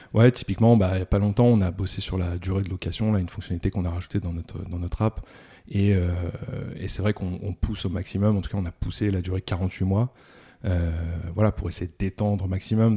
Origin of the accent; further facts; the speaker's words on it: Rouen, Normandy, France; je suis né à Rouen